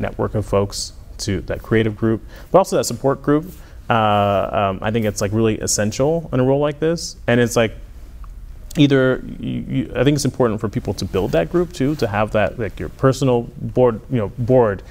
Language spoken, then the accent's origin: English; Lehigh Acres, Florida, United States; also born or lived in Newark, New Jersey; I was born in Newark, New Jersey, and we moved to Florida shortly after that, in Southwest Florida. So I spent most of my time in Lehigh Acres, Florida, and went to elementary school there, and then as well as middle school